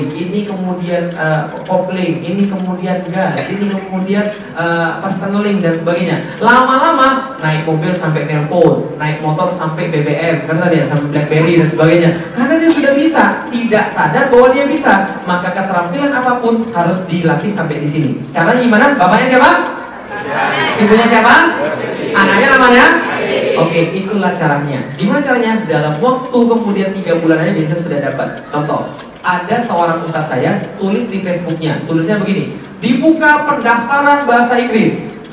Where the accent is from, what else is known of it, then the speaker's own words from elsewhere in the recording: Palembang, South Sumatra, Indonesia; Saya orang Palembang, ngomong pakai bahasa Palembang.